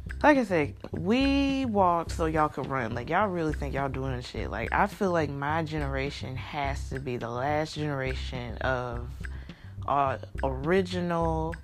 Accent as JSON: {"language": "English", "region": "Kentucky", "country": "United States", "tie": "born or raised there", "moved": "yes", "lives_now": "Mississippi, United States", "said": "originally I'm from Kentucky"}